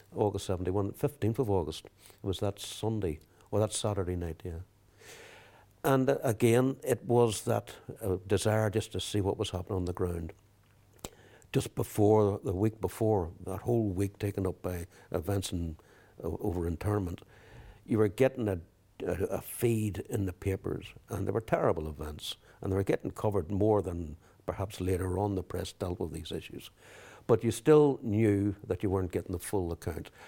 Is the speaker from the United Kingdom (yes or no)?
yes; England, United Kingdom; also born or lived in Belfast, Northern Ireland; at the age of four, I actually left Belfast. The family moved to England